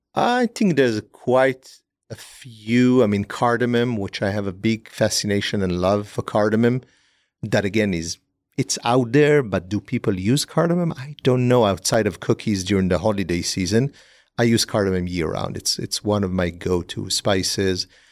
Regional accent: Israel; moved away; growing up in Israel

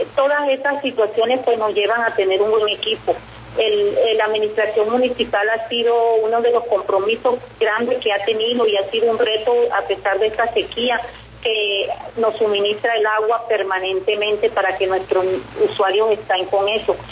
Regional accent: Cerro de la Teta, La Guajira, Colombia; yo soy del Cerro de la Teta, que está cerca de Huentechi

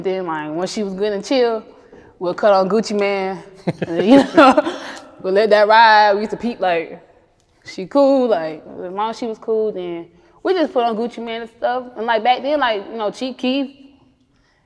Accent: Columbia, South Carolina, United States; My childhood growing up in Columbia, South Carolina

